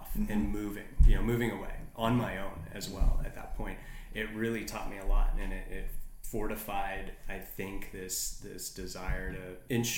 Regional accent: Seattle, Washington, United States; moved away as an adult; also born or lived in Glacier Park, Montana / Alta, Utah / New Mexico / Florida; now in Maui, United States; born and raised in Seattle

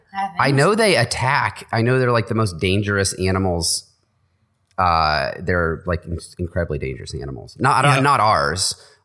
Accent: Michigan, United States; but I grew up in Michigan and there's a soft drink that's kind of regional called Verner's

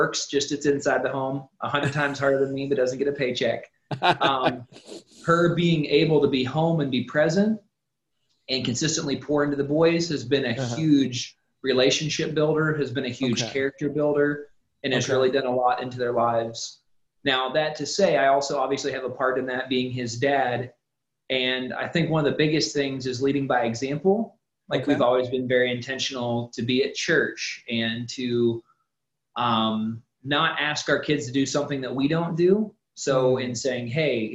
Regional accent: Ohio, United States; moved away as an adult; now in Tennessee, United States; we're originally from Ohio, so we moved here to Tennessee

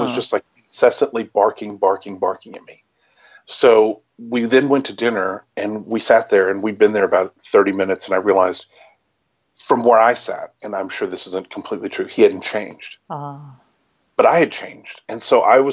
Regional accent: Lubbock, Texas, United States; I grew up in Lubbock, Texas

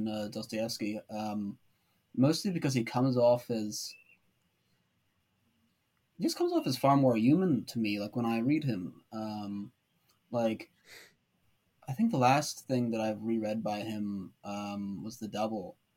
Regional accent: United States; I'm an American

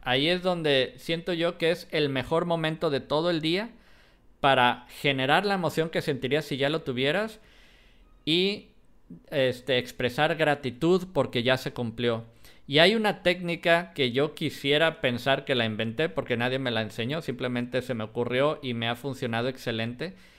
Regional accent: Jalisco, Mexico; yo soy de Jalisco

